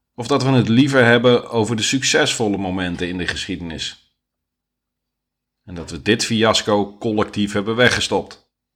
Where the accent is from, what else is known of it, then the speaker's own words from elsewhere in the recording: Netherlands; ik ben Nederlander